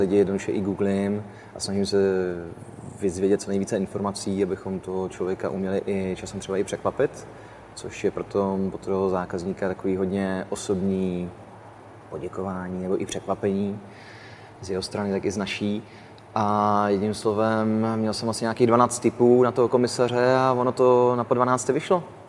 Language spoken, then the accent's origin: Czech; Czechia; jsme Češi